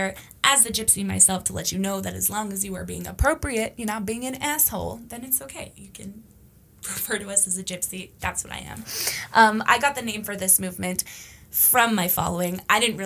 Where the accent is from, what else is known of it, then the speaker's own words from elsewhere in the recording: Canada; also born or lived in Romania; Growing up as a Canadian gypsy